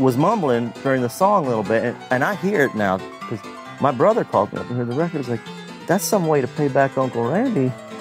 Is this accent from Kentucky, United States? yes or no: yes; Kentucky, United States; I'm from Kentucky, but all my family still lives in Nashville